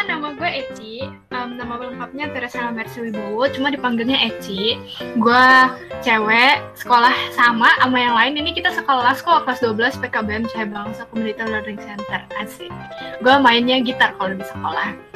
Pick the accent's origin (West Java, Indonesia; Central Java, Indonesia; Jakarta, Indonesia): Jakarta, Indonesia; Gue dari Jakarta di sini-sini aja